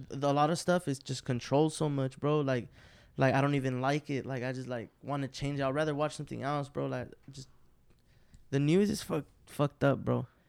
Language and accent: English; West Coast, United States; We're from the West Coast